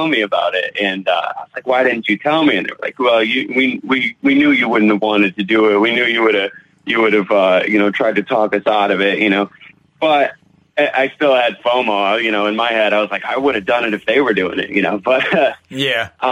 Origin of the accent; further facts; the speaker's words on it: Southern California, United States; now in Connecticut, United States; I grew up out in California though, out in Southern California